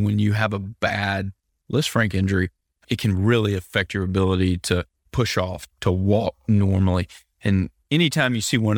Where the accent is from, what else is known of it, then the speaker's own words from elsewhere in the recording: Mobile, Alabama, United States; now in Birmingham, United States; So yeah, I grew up in Mobile. I'm a water guy. I miss it.